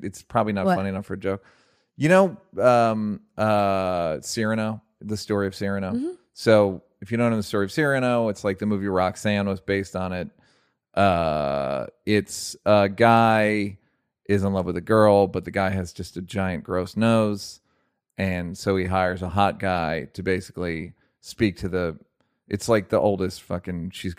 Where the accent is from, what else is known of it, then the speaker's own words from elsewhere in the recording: Toronto, Ontario, Canada; I'm from the West End of Toronto, which is a super amazing place, progressive and accommodating.